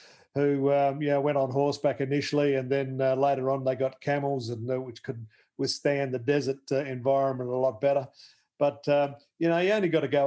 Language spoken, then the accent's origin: English; Australia; also born or lived in Northern Territory / northern South Australia / Christies Beach, South Australia; now in Melbourne, Australia; I grew up in the Northern Territory in northern South Australia and ended up on the coast at Christie's Beach back in the early 60s